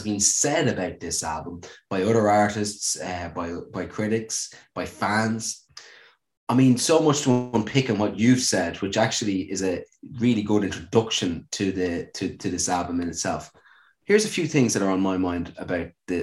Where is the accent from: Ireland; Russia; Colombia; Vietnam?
Ireland; as Irish people